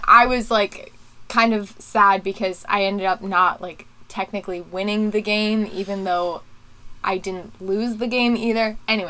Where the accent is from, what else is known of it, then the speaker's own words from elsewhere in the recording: Philadelphia, Pennsylvania, United States; also born or lived in Florida; when I turned one, we moved from Florida to the Philly area in Pennsylvania, which is where we're located